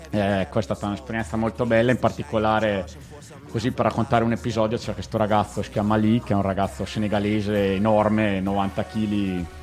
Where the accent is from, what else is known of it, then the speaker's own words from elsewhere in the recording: Trentino-Alto Adige, Italy; Noi trentini vi possiamo regalare una, dai.